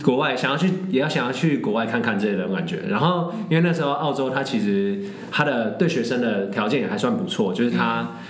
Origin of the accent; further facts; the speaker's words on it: Taiwan; moved away; 我是台湾人